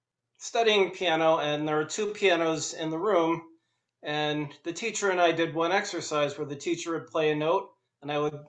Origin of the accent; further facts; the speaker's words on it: Westfield, New Jersey, United States; also born or lived in Providence, Rhode Island / Hartford, Connecticut / Hoboken, New Jersey; now in Atlanta, United States; I grew up in Westfield, New Jersey, in the New York area. And I went to college at Brown University.